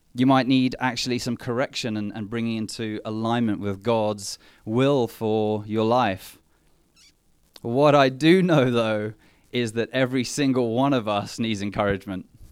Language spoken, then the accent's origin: English; England, United Kingdom; also born or lived in Mthatha, South Africa / Port Elizabeth, South Africa; We were just, just the two of us growing up in England